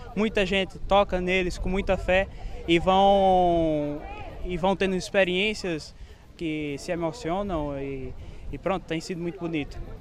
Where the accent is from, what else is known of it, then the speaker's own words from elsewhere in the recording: Northeast Region, Brazil; now in Portugal; eu sou do Nordeste, da, onde tem a curva do Brasil, eu sou da ponta.